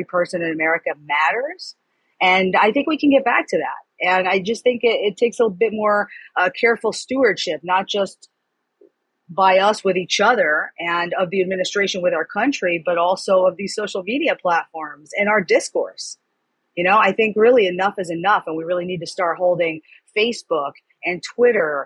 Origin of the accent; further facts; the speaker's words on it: New York City, New York, United States; moved away; also born or lived in Florida; I was born in New York City. I lived in New York. I lived in Florida.